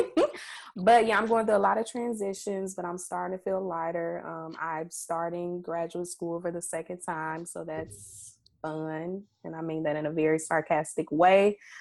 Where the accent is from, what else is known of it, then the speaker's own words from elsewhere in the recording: Mississippi, United States; we are Black women from Mississippi